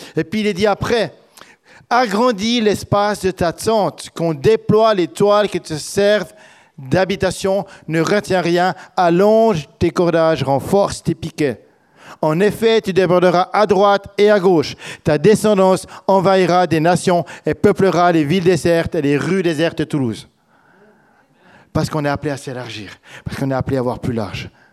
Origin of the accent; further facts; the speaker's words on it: Switzerland; now in France; en tant que Suisse